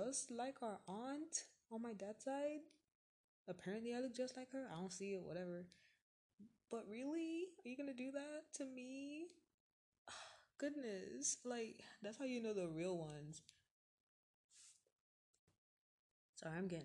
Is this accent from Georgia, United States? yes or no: yes; Atlanta, Georgia, United States; I was born in Atlanta, Georgia